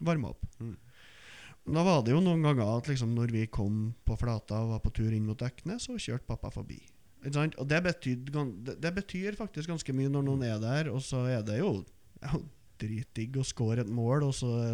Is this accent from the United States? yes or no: no; outside Trondheim, Trøndelag, Norway; jeg vokste opp utenfor Trondheim og spilte fotball på Løkka